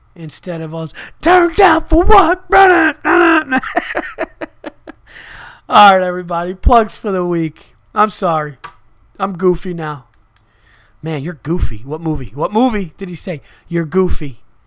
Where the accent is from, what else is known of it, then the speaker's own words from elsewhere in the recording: Yonkers, New York, United States; I was born in Westchester County, Yonkers, New York.